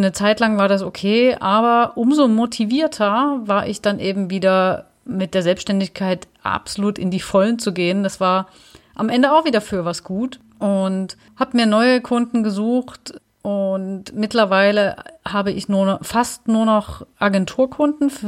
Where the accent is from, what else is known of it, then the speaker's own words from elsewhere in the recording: Dresden, Saxony, Germany; eigentlich für mich fest, ich gehe wieder zurück nach Dresden, weil ich erstmal wieder so ein bisschen in meine Heimat wollte